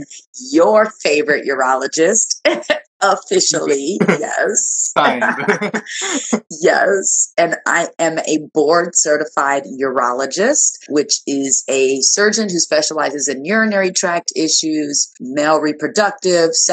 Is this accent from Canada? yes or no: no; Nigeria; moved away; I'm Nigerian. Born in Nigeria, immigrant.